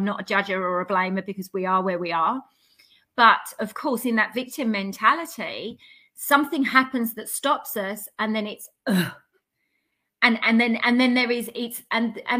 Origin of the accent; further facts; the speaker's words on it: London, United Kingdom; I come from the East End of, of London, which, if you know much about the East End of London, you know, we, we hustle, we, we, we drive, we push